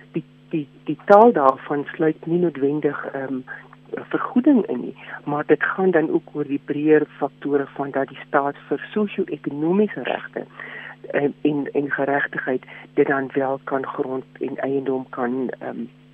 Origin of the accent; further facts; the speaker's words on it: South Africa; ons as Suid-Afrikaners